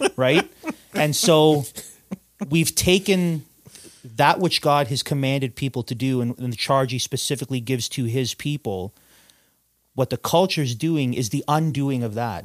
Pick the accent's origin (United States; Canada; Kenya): Canada